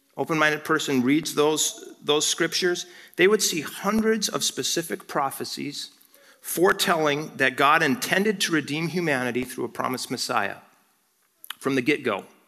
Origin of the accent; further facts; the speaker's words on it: Rapid City, South Dakota, United States; I was born in Rapid City, South Dakota